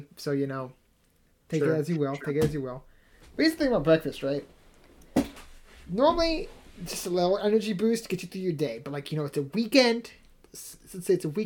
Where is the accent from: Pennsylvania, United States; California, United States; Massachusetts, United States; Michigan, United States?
Massachusetts, United States; my smarmy Massachusetts liberal side